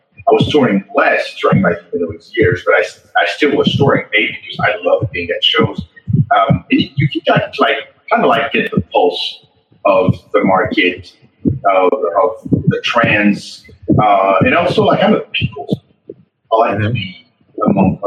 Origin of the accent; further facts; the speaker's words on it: France; moved away as an adult; I had a lot of companies back in my home country in France.